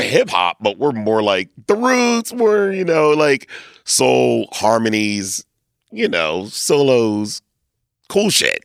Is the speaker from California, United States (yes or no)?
no; Lancaster, Pennsylvania, United States; also born or lived in Reading, Pennsylvania; I was born in Redding, moved to Lancaster at, like, two. So, I was raised in Lancaster.